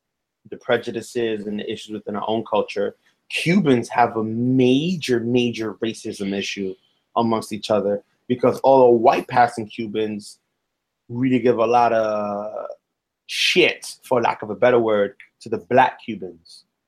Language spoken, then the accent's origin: English; Bronx, New York, United States; accent: Bronx; I have to correct my Bronx